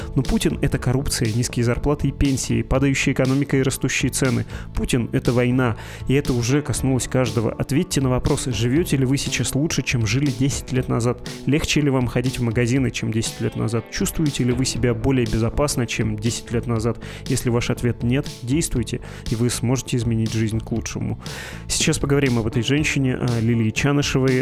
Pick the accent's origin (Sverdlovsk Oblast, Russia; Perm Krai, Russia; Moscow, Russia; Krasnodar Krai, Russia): Perm Krai, Russia; moved away; Я сам вырос в Пермском крае и начинал карьеру в этом городе.